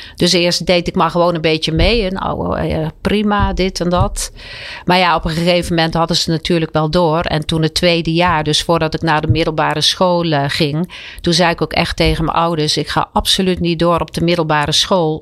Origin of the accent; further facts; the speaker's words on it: Werkhoven, Utrecht, Netherlands; in mijn geboortedorp Werkhoven